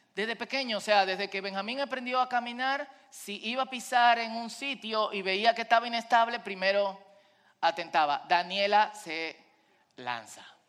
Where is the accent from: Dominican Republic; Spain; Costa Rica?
Dominican Republic; como decimos en buen dominicano